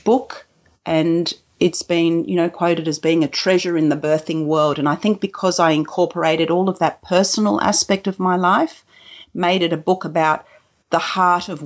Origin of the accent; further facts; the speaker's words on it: Australia; also born or lived in Kuwait; I was born in Kuwait, and I came to Australia when I was a two-year-old